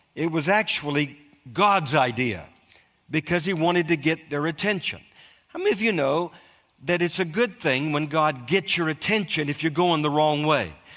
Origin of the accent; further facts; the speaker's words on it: United States; I'm an American